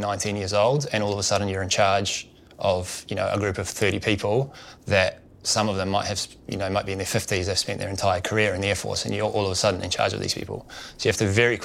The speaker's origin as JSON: {"language": "English", "country": "New Zealand", "tie": "born or raised there", "moved": "as an adult", "said": "I grew up in New Zealand, as you can probably tell by my accent"}